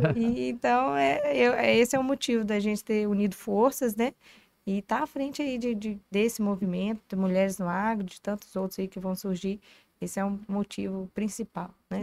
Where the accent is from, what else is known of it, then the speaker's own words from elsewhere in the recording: Tambacuri, Minas Gerais, Brazil; moved away; Sou de Tambacuri, na minha, vim das minhas raízes são em Tambacuri